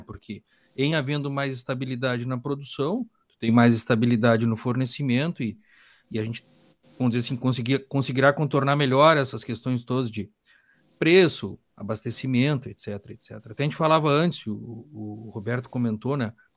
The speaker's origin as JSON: {"language": "Portuguese", "area": "Gaúcho", "region": "Rio Grande do Sul", "country": "Brazil", "said": "nós somos gaúchos e brasileiros ou só gaúchos?"}